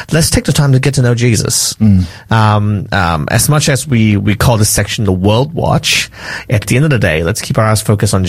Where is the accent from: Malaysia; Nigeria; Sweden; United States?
Malaysia; I grew up in Malaysia